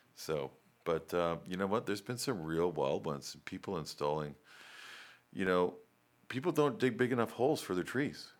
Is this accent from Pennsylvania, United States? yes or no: no; Raleigh, North Carolina, United States; I grew up in Raleigh